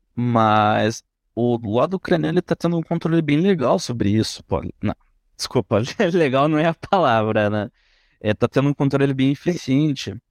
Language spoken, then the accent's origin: Portuguese; Brazil; como brasileirinho médio aqui